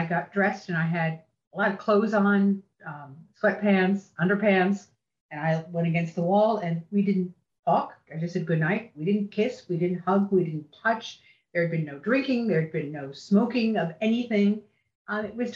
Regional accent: New Jersey, United States; I'm a kid from New Jersey who came from a large Catholic family

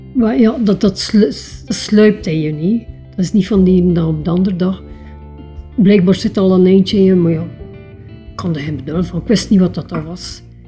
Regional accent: Keiem, Flanders, Belgium; ik ben geboren en getogen in Keim. Wat is Keim? Een klein dorpje van Diksmuiden

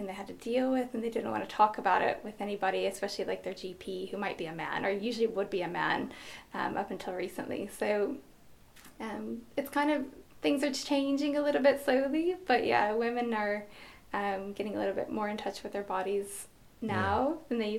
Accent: United States; now in Ireland; I'm an American, but I live in Ireland.

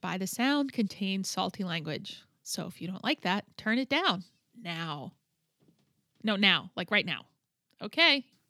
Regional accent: New Jersey, United States; moved away as an adult; also born or lived in Egypt / Newark, New Jersey; now in Seattle, United States; I was born in Egypt and raised in Jersey, so this whole Seattle thing is completely new to me.

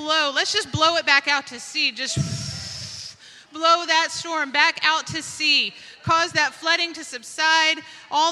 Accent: Dallas, Texas, United States; we are from Dallas-Fort Worth

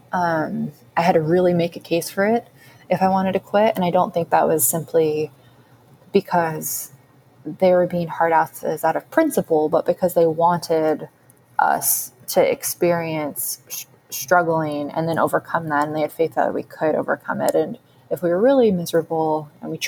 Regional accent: Sacramento, California, United States; moved away; I loved growing up in Sacramento

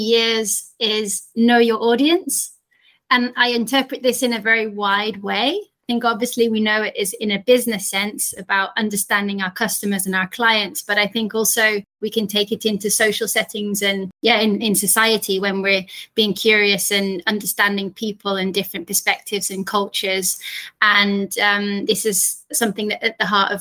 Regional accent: Yorkshire and the Humber, United Kingdom; being a young girl growing up in Yorkshire in the north of England

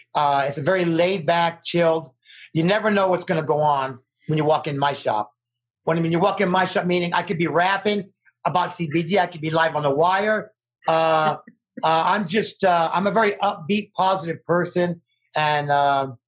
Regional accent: Las Vegas, Nevada, United States; born and raised in Las Vegas, Nevada, famous Las Vegas, Nevada

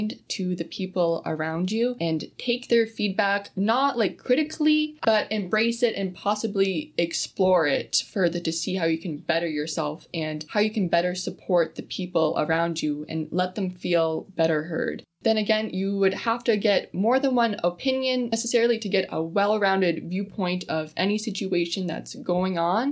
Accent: Sault Ste. Marie, Ontario, Canada; I'm born and raised in Sault Ste. Marie

